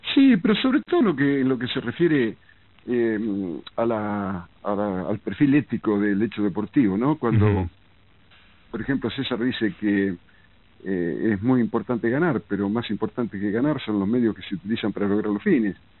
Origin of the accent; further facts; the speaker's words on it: Lincoln, Buenos Aires Province, Argentina; moved away; yo me fui de Lincoln, ni siquiera de Buenos Aires